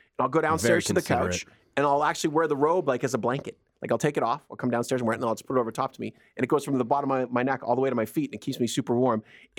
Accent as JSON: {"language": "English", "town": "Edmonton", "region": "Alberta", "country": "Canada", "tie": "born or raised there", "also_born_or_lived": "Nova Scotia", "said": "When I was a kid, I grew up in Edmonton. I was born in Nova Scotia, but I grew up in Edmonton."}